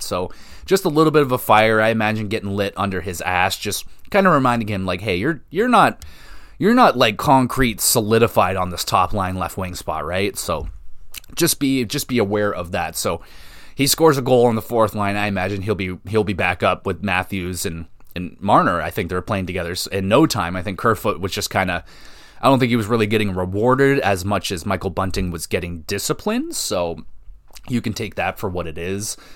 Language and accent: English; Canada; I'm a Canadian